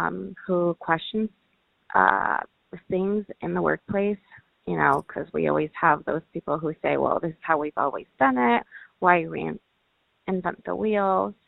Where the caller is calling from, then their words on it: Ontario, California, United States; I'm calling from Ontario, California.